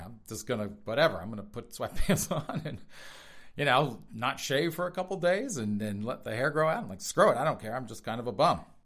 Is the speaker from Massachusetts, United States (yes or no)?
no; South Carolina, United States; I am from South Carolina